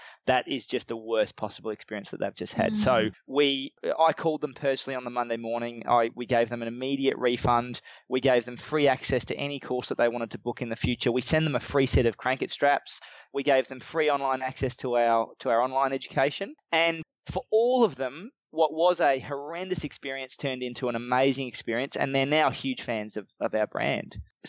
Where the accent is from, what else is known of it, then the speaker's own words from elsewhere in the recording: Australia; A lot of our Australian customers like that we're Australian.